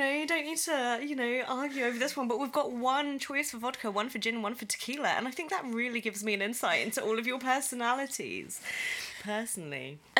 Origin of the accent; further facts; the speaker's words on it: England, United Kingdom; moved away as an adult; now in Berlin, Germany; I'm English.